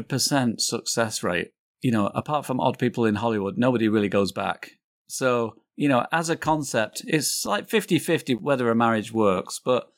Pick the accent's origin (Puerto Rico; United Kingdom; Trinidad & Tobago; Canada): United Kingdom; England; now in United States; No, I'm from England.